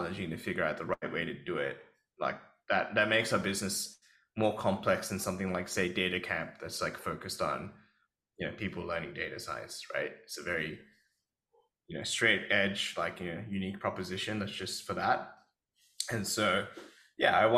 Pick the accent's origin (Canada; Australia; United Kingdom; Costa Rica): Australia; as an Australian guy